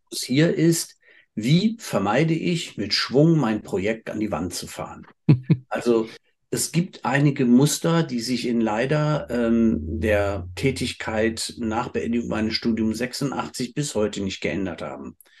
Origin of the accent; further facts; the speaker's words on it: Cologne, North Rhine-Westphalia, Germany; als Kölsche Jung